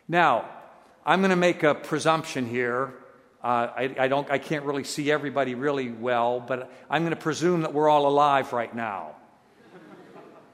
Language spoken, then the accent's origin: English; United States; I'm an American. And we U.S. people don't get a lot of things that are, you know, outside the United States